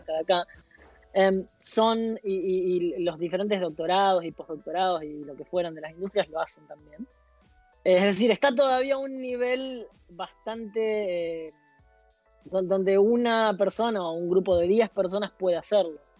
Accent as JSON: {"language": "Spanish", "town": "Esperanza", "region": "Santa Fe", "country": "Argentina", "moved": "yes", "lives_now": "Delft, Netherlands", "said": "soy de Esperanza, es una ciudad en Santa Fe"}